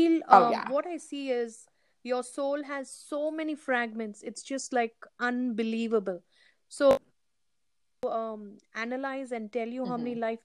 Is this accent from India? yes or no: yes; India; moved away; I'm an Indian